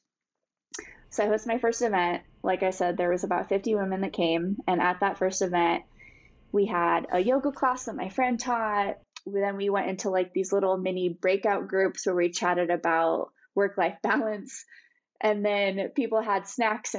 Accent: Bozeman, Montana, United States; my hometown of Bozeman

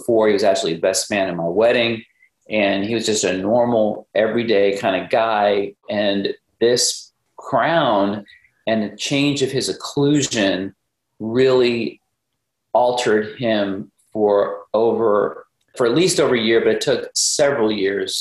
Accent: Dallas, Texas, United States; also born or lived in Rapid City, South Dakota; I grew up in the Dallas area

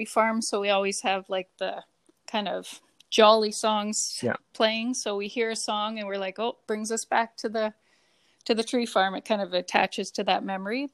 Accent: Canada; Canadian through and through.

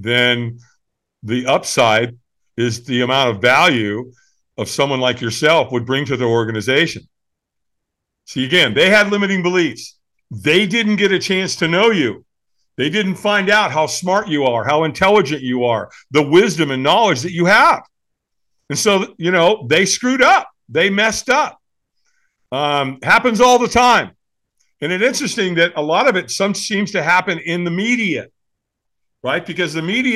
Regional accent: Southern California, United States; I grew up in Southern California

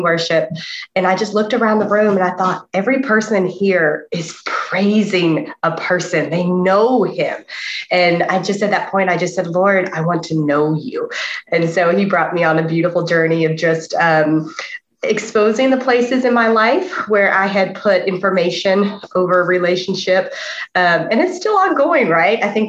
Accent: the Bible Belt, the South, United States; I was very blessed in that I was born in the Bible Belt

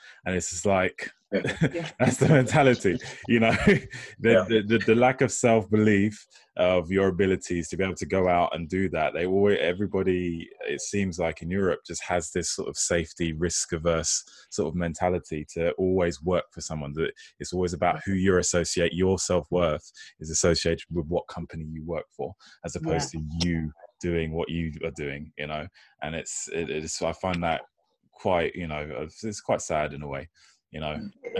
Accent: United States; born there; because I was born in America, I've got a lot of family and friends out there, the mentality is totally different, you know.

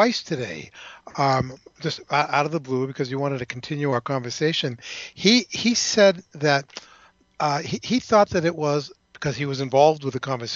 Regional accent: New Hampshire, United States; New Hampshire, my home state

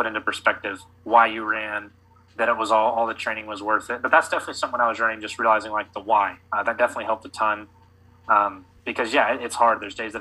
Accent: Oklahoma, United States; Growing up in Oklahoma my whole life, I was born a year after the bombing

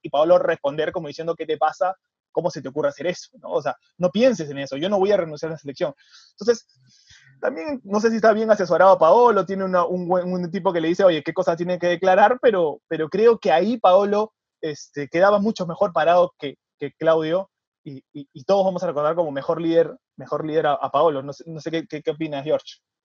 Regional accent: Peru; como peruanos

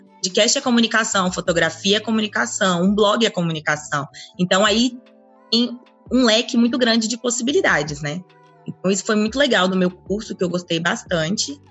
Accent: Brasília, Federal District, Brazil; also born or lived in Anápolis, Goiás; eu sou de Anápolis, mas eu cresci a minha vida toda em Brasília

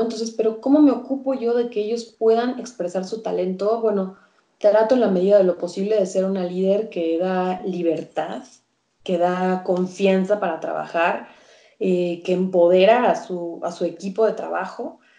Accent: Mexico; nace Candidat, que que es ahora mi empresa, y, es así como me convierto yo en career coach en, México

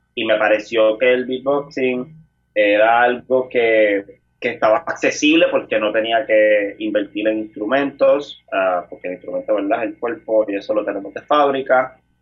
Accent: San Juan, Puerto Rico; yo tengo 28 años y soy natural del pueblo de San Juan.

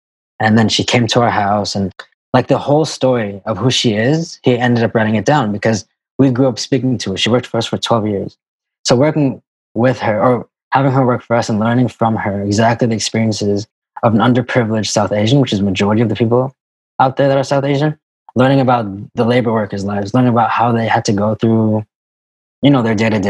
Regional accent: Kuwait; we grew up in the Middle East. So growing up in Kuwait, and that's kind of how we know each other.

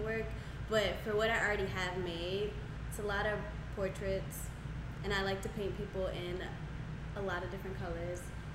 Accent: New Orleans, Louisiana, United States; I'm from New Orleans

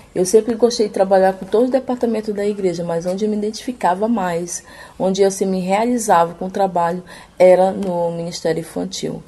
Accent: Amapá, Brazil; moved away as an adult; now in Recife, Brazil; Eu sou do estado do Amapá. É, eu vim para cá, para Recife, em 2018

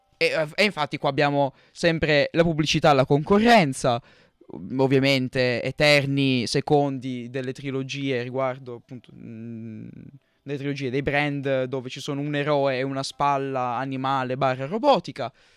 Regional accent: Marseille, Provence-Alpes-Côte d'Azur, France; moved away; io vivevo in Francia, io sono nato lì, sono nato a Marsiglia

